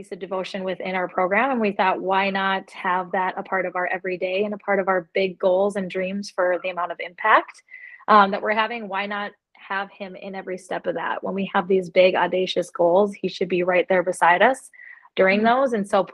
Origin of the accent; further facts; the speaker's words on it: Fargo, North Dakota, United States; I was born and raised here in Fargo, North Dakota